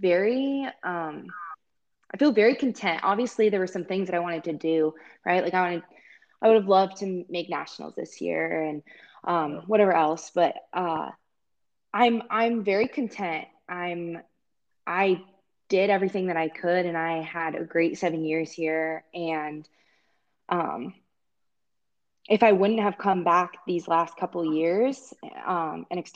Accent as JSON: {"language": "English", "region": "Iowa", "country": "United States", "tie": "born or raised there", "also_born_or_lived": "Ames, Iowa", "said": "I've been in Ames for a long time and I grew up in Iowa"}